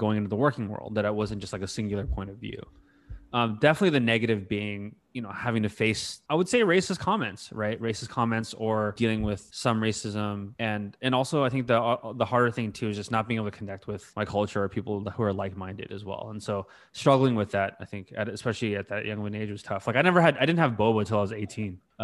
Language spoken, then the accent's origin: English; North Bay, Bay Area, California, United States; Even though I grew up in the Bay Area, I grew up in the North Bay, and for me, I was definitely the minority.